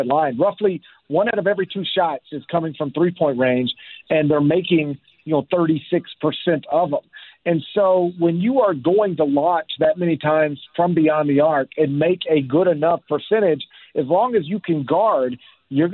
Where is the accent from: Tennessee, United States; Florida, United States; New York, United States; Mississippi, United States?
Tennessee, United States; Memphis; my hometown of Memphis, Tennessee